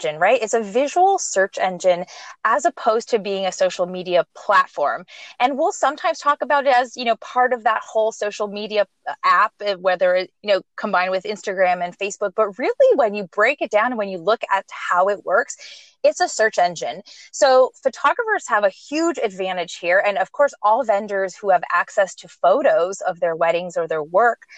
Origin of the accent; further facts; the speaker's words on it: Montreal, Quebec, Canada; moved away; also born or lived in California; I'm originally from Montreal, Canada, but I lived and moved in to California for, lived there